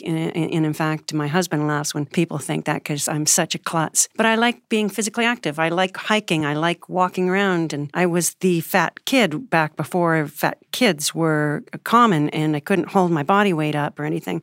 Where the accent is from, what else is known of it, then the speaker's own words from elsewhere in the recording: Alberta, Canada; now in United States; I'm originally Canadian, and, um, I'm now a naturalized U S citizen as of twenty twelve, but I started in Canada, uh, Alberta, just above Montana. I was a, a farm girl